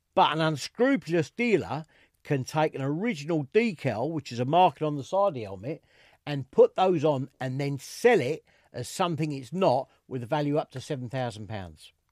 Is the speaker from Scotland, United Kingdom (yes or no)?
no; London, United Kingdom; accent: East End; as you can probably tell from my accent, I'm a proper East Ender. I was born in the East End